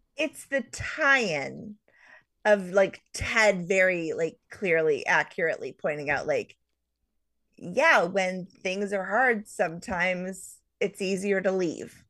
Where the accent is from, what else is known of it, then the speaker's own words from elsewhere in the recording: United States; as an American